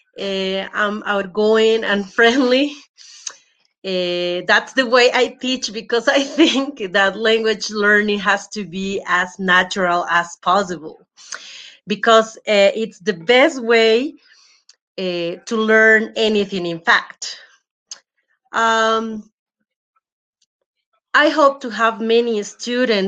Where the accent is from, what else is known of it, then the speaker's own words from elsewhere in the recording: Bolivia; I'm from Bolivia.